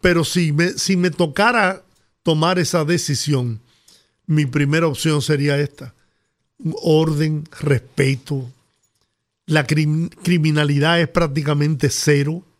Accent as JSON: {"language": "Spanish", "country": "Dominican Republic", "said": "yo soy dominicano y de verdad que yo no puedo vivir fuera del país"}